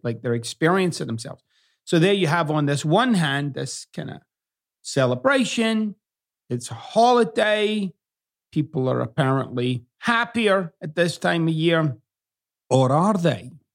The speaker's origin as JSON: {"language": "English", "region": "Scotland", "country": "United Kingdom", "tie": "born or raised there", "moved": "as an adult", "lives_now": "United States", "said": "I still use words that I used growing up in Scotland, and I can't get off it."}